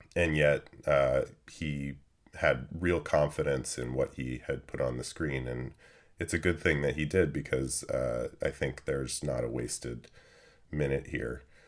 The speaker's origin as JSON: {"language": "English", "country": "United States", "said": "we're American"}